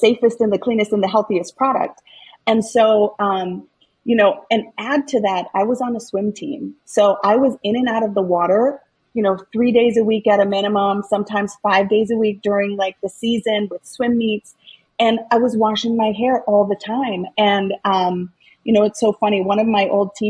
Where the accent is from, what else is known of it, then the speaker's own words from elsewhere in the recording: Minneapolis, Minnesota, United States; I was born in South Minneapolis. I grew up in South Minneapolis, Minnesota